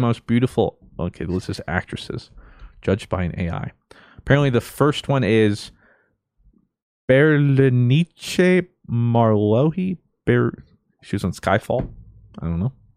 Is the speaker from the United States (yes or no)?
yes; United States; us growing up in America